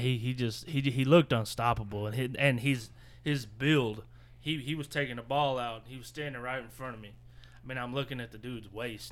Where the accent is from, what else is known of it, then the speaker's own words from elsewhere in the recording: Mesquite, Texas, United States; I still think I'm from Mesquite